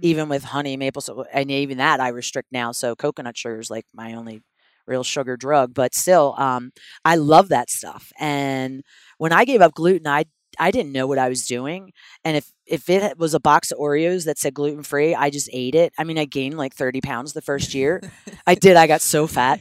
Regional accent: Philadelphia, Pennsylvania, United States; I'm from Philadelphia

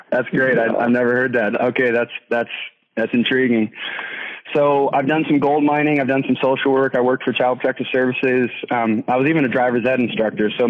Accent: Anchorage, Alaska, United States; Born and raised in East

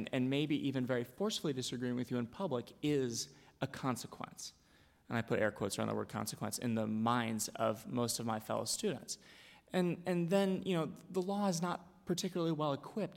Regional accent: Dallas, Texas, United States; I'm from Dallas, Texas

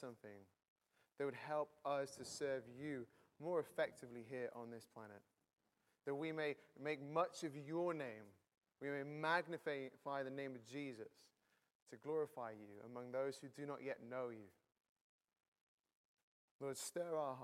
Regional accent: near Manchester, North West England, United Kingdom; now in Cambridge, United Kingdom; I'm from Cambridge, not originally, originally from the north of England near Manchester. I've been in Cambridge for 9 years

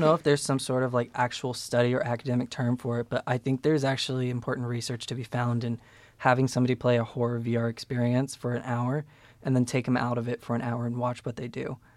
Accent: Peru, Indiana, United States; We're both from Peru, Indiana, which is clown capital

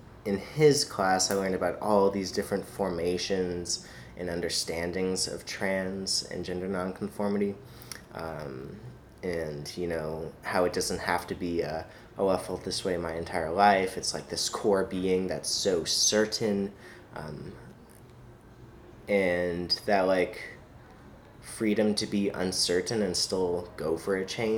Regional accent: Los Angeles, California, United States; moved away as an adult; also born or lived in Grinnell, Iowa / New York City; I'm from Los Angeles, California.

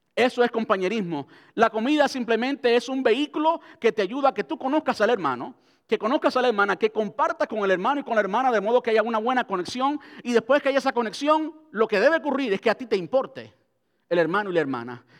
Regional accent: Cuba; moved away; crecí en Cuba donde se mendigaba pan

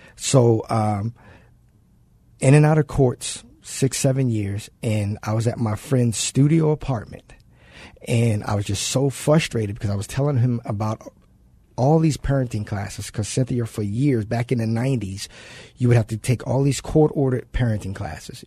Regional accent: Baltimore, Maryland, United States; moved away; I'm originally from Baltimore, so I grew up without my dad

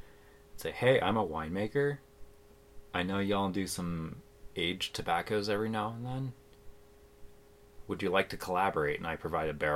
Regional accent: East Coast, United States; moved away; I'm also from the East Coast where there's a lot of tobacco.

